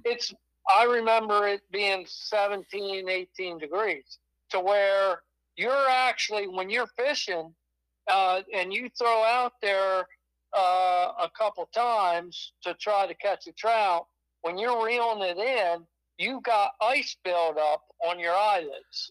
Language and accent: English; Pennsylvania, United States; now in New York, United States; I grew up in Pennsylvania, and I moved up here in New York